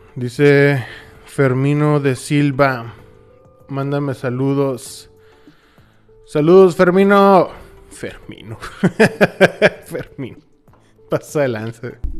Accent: Hermosillo, Sonora, Mexico; Hermosillo, Sonora, México.

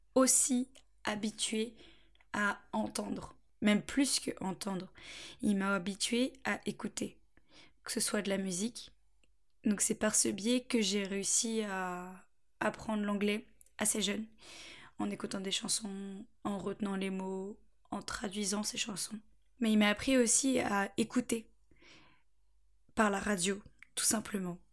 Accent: Angers, Pays de la Loire, France; moved away as an adult; also born or lived in Beaufort-en-Vallée; now in Bordeaux, France; Je suis d'Angers, je suis angevine. J'ai toujours euh, vécu à Angers, enfin, à la campagne, autour d'Angers

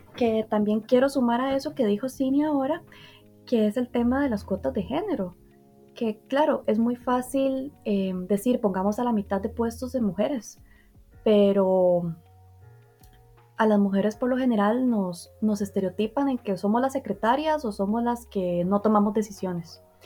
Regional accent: Heredia, Costa Rica; yo soy de Heredia de Costa Rica

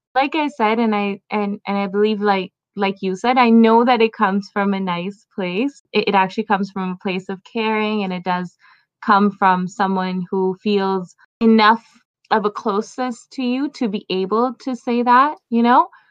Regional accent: Pakistan; now in Toronto, Canada; I was born in Pakistan and lived there for a bit. Now, living in Canada

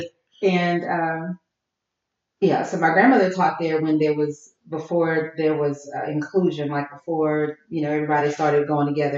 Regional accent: Jefferson, Louisiana, United States; moved away as an adult; also born or lived in New Orleans; now in Houston, United States; I'm from Jefferson, which is like about a mile from New Orleans

